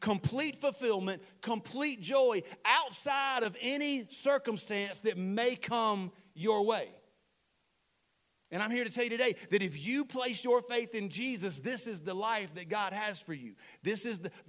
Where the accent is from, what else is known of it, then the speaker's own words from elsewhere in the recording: Saluda, United States; moved away; my hometown of Saluda, which is a redneck town